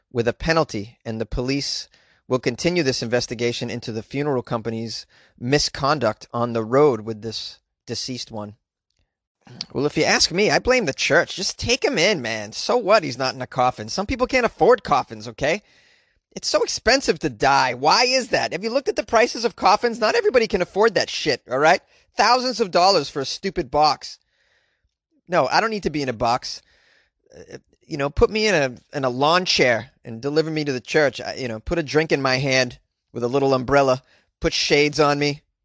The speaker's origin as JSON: {"language": "English", "country": "United States", "tie": "born or raised there", "said": "I was born in the United States"}